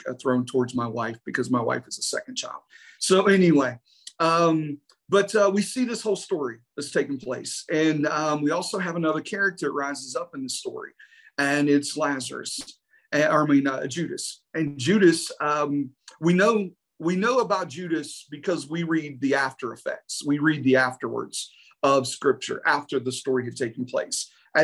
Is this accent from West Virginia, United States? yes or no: yes; West Virginia, United States; I'm from West Virginia, so we do have a whole different language from that country